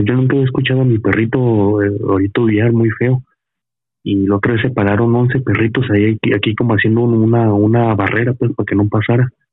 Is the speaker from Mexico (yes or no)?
yes; Veracruz, Mexico; now in Tlaxcala, Mexico; yo tengo poco viviendo, yo soy de Veracruz